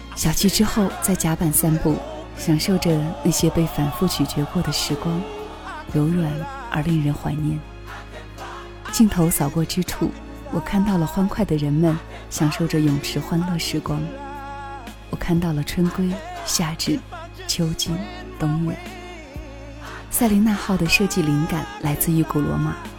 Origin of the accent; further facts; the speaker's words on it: China; 我们是中国人